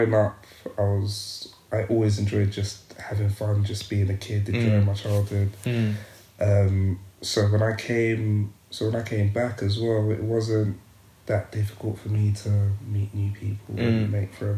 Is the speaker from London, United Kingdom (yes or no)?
yes; London, United Kingdom; also born or lived in Zimbabwe / South Woodford; my early life started in Leytonstone in East London